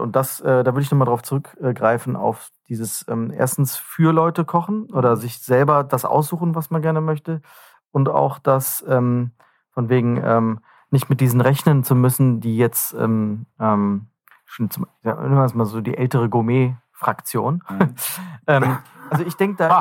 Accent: North Rhine-Westphalia, Germany; wenn wir uns mal als äh, Rheinländer bezeichnen

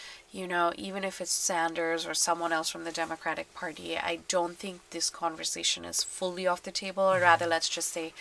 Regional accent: Bangladesh; I'm from Bangladesh

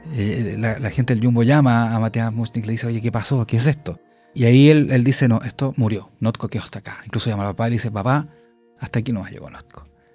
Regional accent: Chile; en Chile

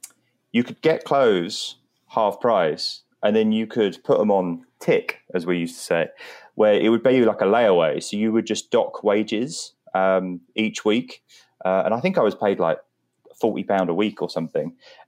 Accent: St Albans, East of England, United Kingdom; I grew up in St. Albans, which is essentially just outside of North London. It's kind of like a suburb that kind of has all of the London suburb culture around it.

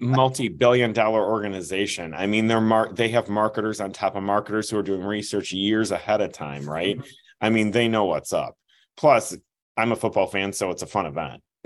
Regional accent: Midwest, United States; I'm from the Midwest

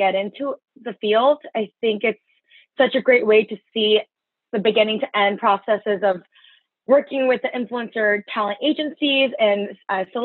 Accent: Los Angeles, California, United States; moved away as an adult; also born or lived in San Luis Obispo / New York City; I'm from Los Angeles

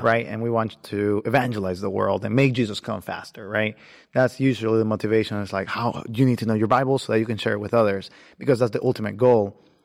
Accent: Nicaragua; moved away as an adult; now in United States; I was born in the beautiful country of Nicaragua. Um, I came here about eight years ago

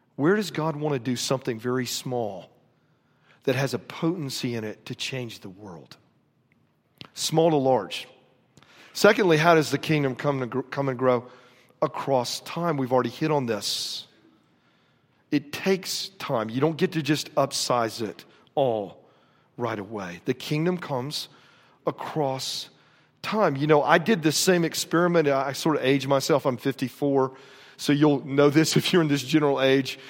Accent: Florida, United States; moved away; I grew up in Florida

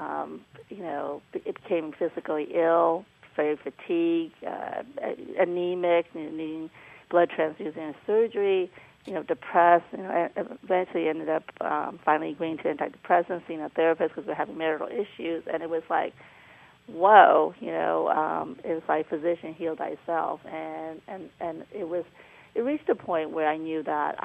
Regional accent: Myanmar; moved away; I was born in Burma, Myanmar now

